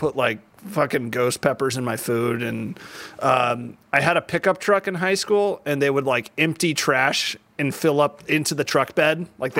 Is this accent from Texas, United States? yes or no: yes; Highland Park, Texas, United States; Dallas, Texas. Dallas. But I grew up in this like tiny town in the middle of Dallas called Highland Park, which is like super bougie. Like it's essentially like if Greenwich, Connecticut was put in the middle of Texas.